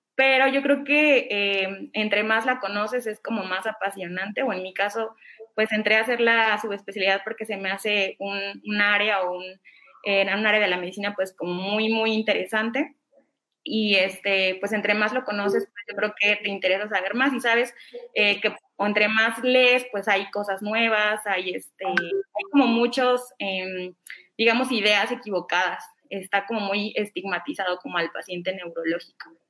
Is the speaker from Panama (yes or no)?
no; Oaxaca, Mexico; moved away as an adult; now in Mexico City, Mexico; yo soy originaria de Oaxaca, ya llevo viviendo aquí en la Ciudad de México aproximadamente cuatro años